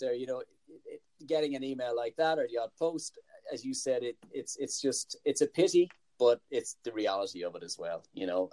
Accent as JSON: {"language": "English", "country": "Ireland", "said": "as an Irishman"}